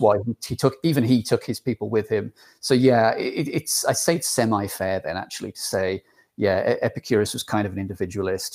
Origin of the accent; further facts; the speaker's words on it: England, United Kingdom; accent: English; my English accent